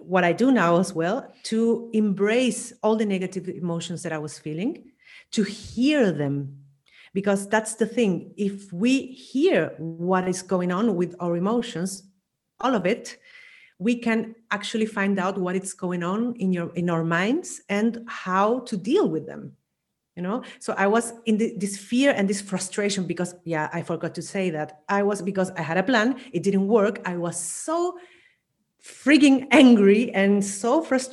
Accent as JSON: {"language": "English", "country": "Chile", "also_born_or_lived": "Vienna, Austria", "moved": "as an adult", "lives_now": "Spain", "said": "I'm originally from Chile"}